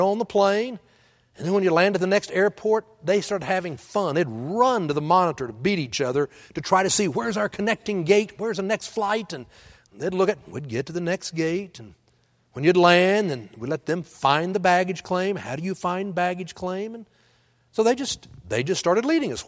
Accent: Texas, United States; now in Oklahoma, United States; I'm from Texas, and I live in Oklahoma

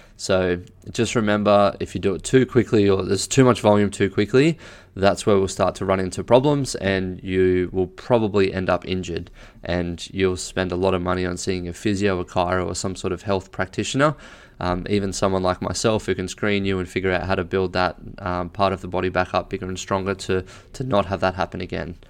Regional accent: Australia; I'm an Australian

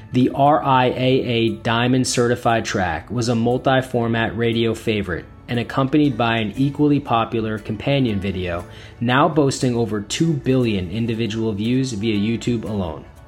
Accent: New Jersey, United States; I'm from New Jersey as well.

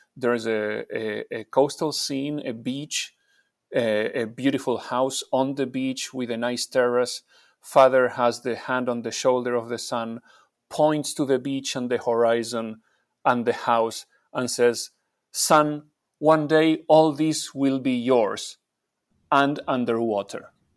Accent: Argentina; I'm from Argentina

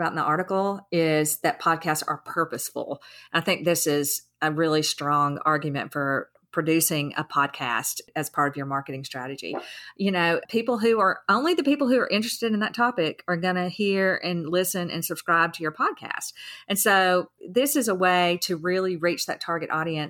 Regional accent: the South, United States; I'm from the South

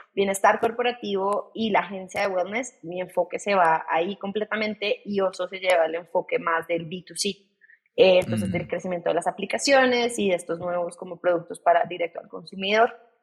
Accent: Bogotá, Colombia; soy colombiana, soy de Bogotá

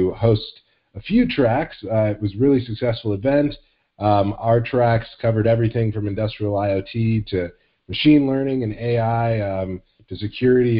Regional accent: Phoenix, Arizona, United States; my hometown, Phoenix, actually a suburb of Phoenix called Tempe

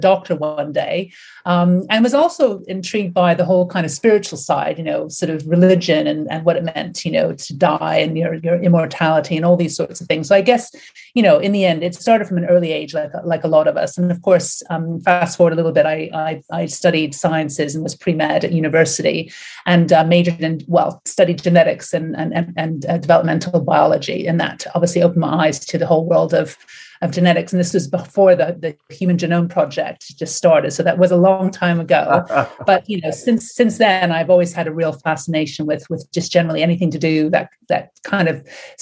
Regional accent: Canada; also born or lived in United States; now in United Kingdom; I live and work in the UK. Obviously, I was born in Canada and did a lot of my studies in the States

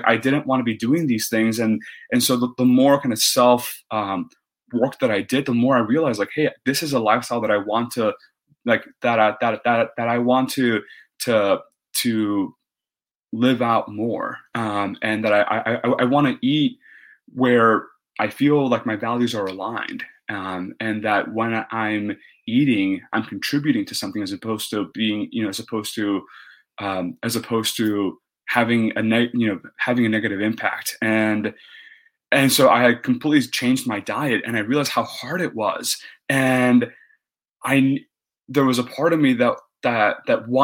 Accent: Texas, United States; I grew up in Texas, and I'm Mexican by heritage

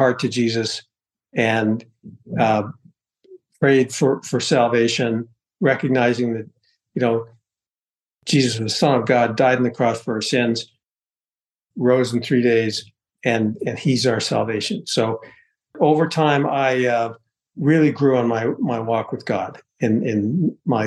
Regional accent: Toronto, Ontario, Canada; moved away as an adult; also born or lived in Atlanta / Puerto Rico / Mexico / Dallas; now in United States; I was born in Canada, Toronto, grew up there, moved to the U.S. later in life.

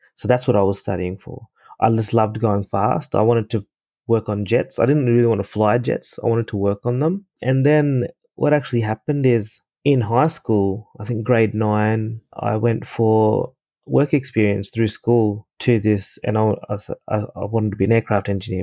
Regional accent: Ipswich, Queensland, Australia; also born or lived in Fiji; where I grew up in Australia, Ipswich

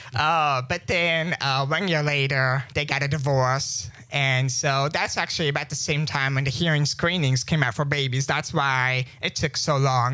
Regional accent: St. Louis, Missouri, United States; I was born in May 26, uh, 1998, in St. Louis, Missouri.

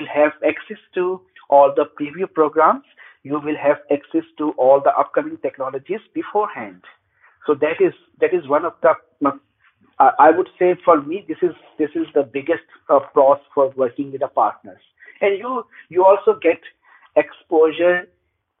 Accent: Pakistan; moved away; I'm originally from Pakistan

